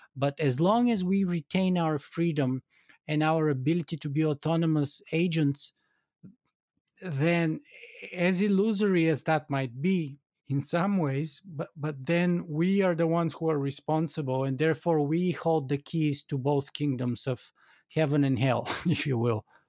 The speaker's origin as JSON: {"language": "English", "country": "Bulgaria", "tie": "born or raised there", "moved": "yes", "said": "I grew up in Bulgaria"}